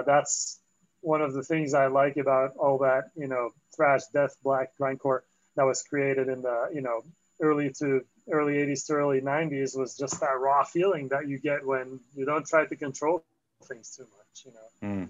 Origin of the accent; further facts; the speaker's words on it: Antwerp, Flanders, Belgium; also born or lived in Paris, France / France; now in Los Angeles, United States; I grew up in Antwerp and then, you know, well, outside of Antwerp in a small town.